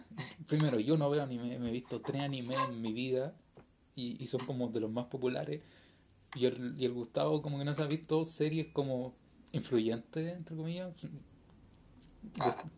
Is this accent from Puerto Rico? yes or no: no; Chile; somos de Chile. Eh, creo que eso todo por nuestro acento y por nuestra forma de hablar